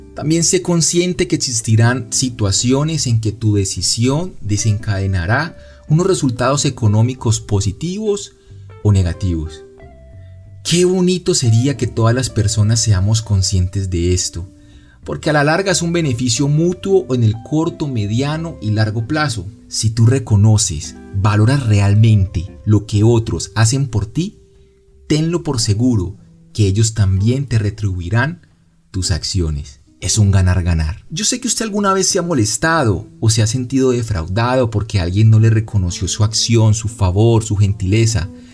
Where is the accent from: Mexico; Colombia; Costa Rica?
Colombia; Cali, Valle del Cauca; also born or lived in Medellín; yo soy de Cali y pensaba vivir en Medellín